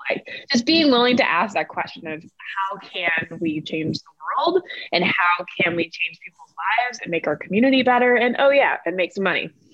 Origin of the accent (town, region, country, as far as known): North Carolina, United States; born or raised there; moved away as an adult; also born or lived in Atlanta, Georgia